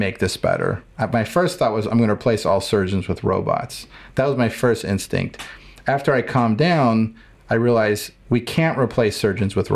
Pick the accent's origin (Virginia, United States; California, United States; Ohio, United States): Ohio, United States; Cleveland; I grew up in Cleveland, Ohio